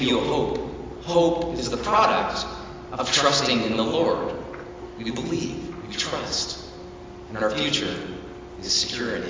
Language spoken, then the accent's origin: English; Lake Desire, Washington, United States; when I grew up out on Lake Desire